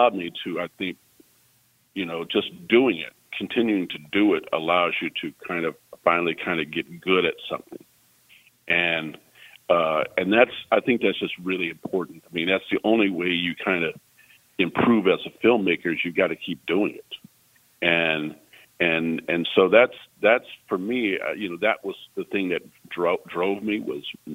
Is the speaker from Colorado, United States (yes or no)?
no; Junction City, Kansas, United States; I grew up in Kansas